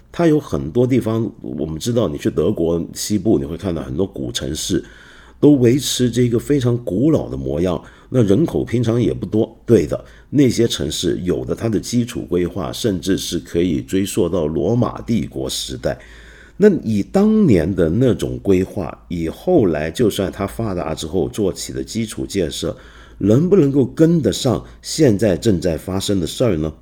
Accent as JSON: {"language": "Chinese", "country": "China", "said": "我们中国人"}